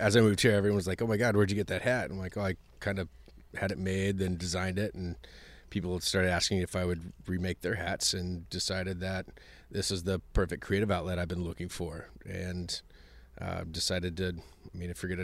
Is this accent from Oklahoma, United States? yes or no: yes; Muskogee, Oklahoma, United States; moved away as an adult; also born or lived in Texas / Los Angeles, California; now in Austin, United States; I grew up in a small town in Oklahoma